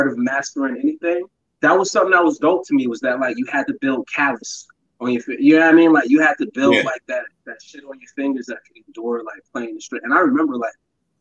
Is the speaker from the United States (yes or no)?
yes; New York City, New York, United States; also born or lived in Buffalo, New York; My mom's remarried and moved to Brooklyn when I was young, but I spent all my summers out there